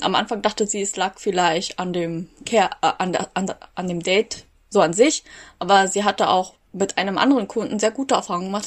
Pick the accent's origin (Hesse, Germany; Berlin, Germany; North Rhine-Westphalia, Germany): Berlin, Germany; ich bin Berlin aufgewachsen. Ich würde mich jetzt auch als Berlinerin bezeichnen, weil ich äh, als zehn Jahre hier lebe